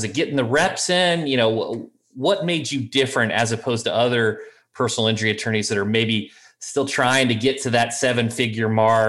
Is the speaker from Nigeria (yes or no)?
no; Midwest, United States; I'm from the Midwest.